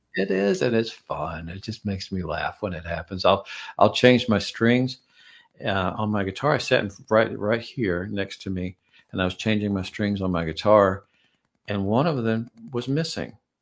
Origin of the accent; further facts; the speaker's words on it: Georgia, United States; I'm from Georgia.